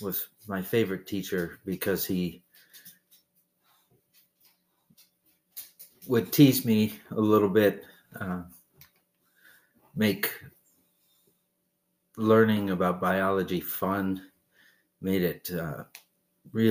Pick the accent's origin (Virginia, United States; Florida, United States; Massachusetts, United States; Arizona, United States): Massachusetts, United States; Peru; Peru, Massachusetts.